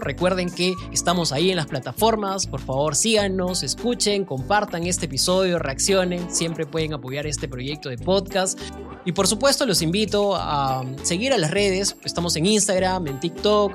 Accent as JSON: {"language": "Spanish", "country": "Peru", "said": "como peruanos"}